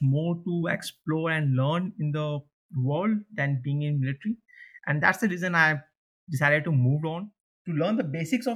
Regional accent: India; moved away as an adult; also born or lived in Pune, India; now in Copenhagen, Denmark; I'm from India.

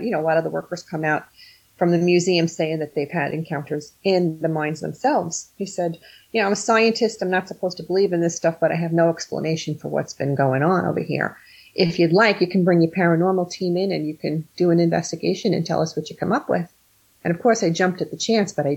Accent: New York, United States; also born or lived in New Jersey; now in Sussex County, New Jersey, United States; I'm from New Jersey, originally from New York, but been living in Jersey longer than I did in New York growing up.

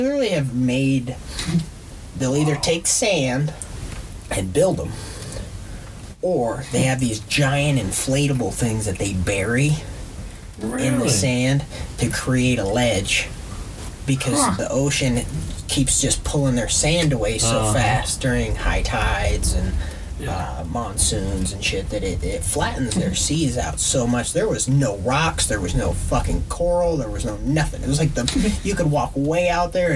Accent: Montana, United States; I'm from Montana.

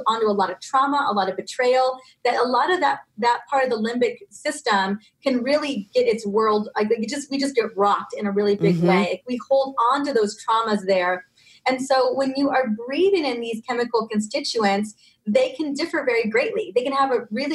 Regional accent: Ventura, California, United States; I grew up in Ventura, California, and there are lemon and orange groves everywhere

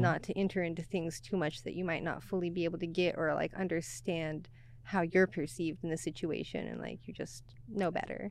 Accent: Oklahoma, United States; moved away as an adult; also born or lived in Texas; now in Seattle, United States; born and raised in Oklahoma, and then did Texas for a couple of years

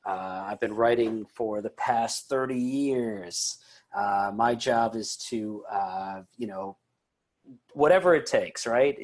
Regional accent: Lombard, Illinois, United States; I mean, I'm from Chicago. So anybody that writes a Chicago Bulls story is always fascinating.

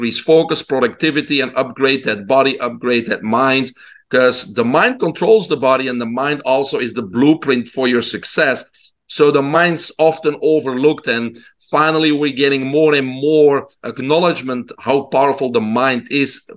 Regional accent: Belgium; moved away; people can hear my accent. I'm originally from Belgium in Europe. I grew up in a single mom home

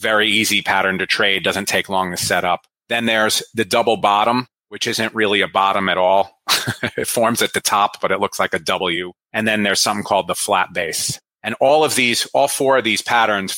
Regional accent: New Jersey, United States; born or raised there

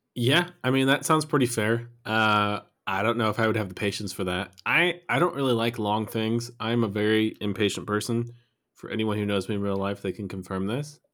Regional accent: United States; moved away as an adult; now in Germany; I lived in the U S until I was almost twenty-one

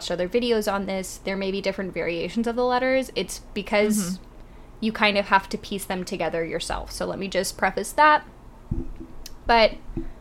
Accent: Wisconsin, United States; I'm from Wisconsin.

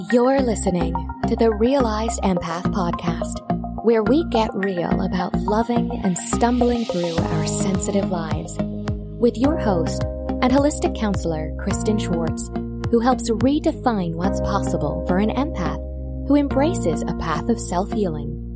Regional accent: Arizona, United States; moved away as an adult; also born or lived in Georgia; now in Atlanta, United States; I grew up in Arizona and then moved here

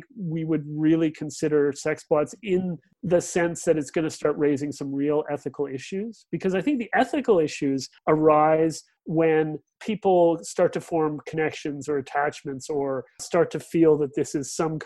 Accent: Regina, Saskatchewan, Canada; moved away; I'm originally from the Canadian Prairies, from Regina.

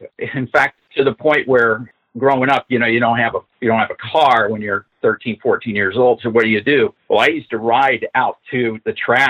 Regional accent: Covina, California, United States; Well, I grew up in Covina, California, which is about 20 plus miles away from the track.

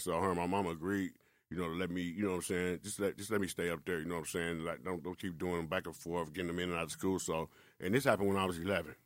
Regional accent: Milwaukee, Wisconsin, United States; also born or lived in Chicago; I actually grew up in Milwaukee

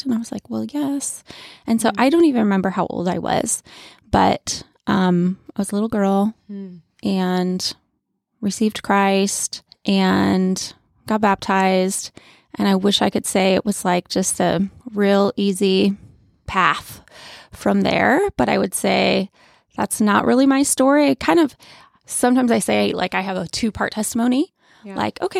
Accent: New York, United States; But I am originally from Western New York, small town outside of Buffalo. That's where I grew up.

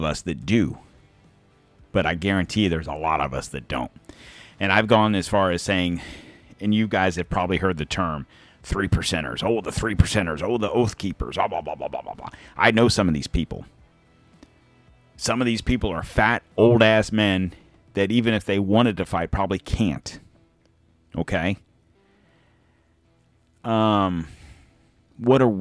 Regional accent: United States; we as Americans

